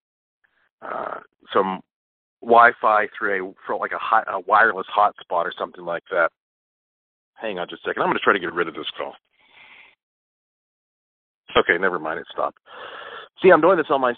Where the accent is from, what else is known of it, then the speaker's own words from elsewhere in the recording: Asheville, North Carolina, United States; I was born right here in Asheville, North Carolina